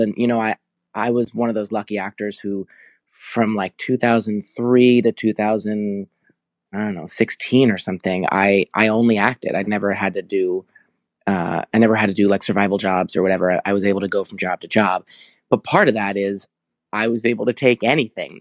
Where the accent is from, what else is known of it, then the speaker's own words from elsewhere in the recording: New Jersey, United States; moved away as an adult; also born or lived in New York; now in Los Angeles, United States; I was born in New Jersey and raised there, and then I went to N Y U at eighteen